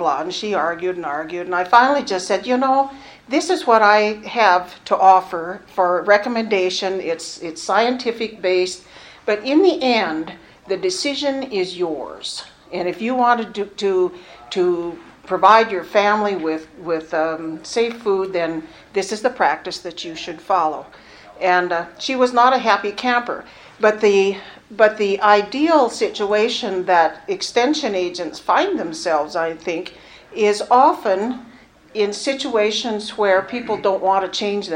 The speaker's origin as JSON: {"language": "English", "area": "Cascade County", "region": "Montana", "country": "United States", "tie": "born or raised there", "said": "I grew up in Cascade County"}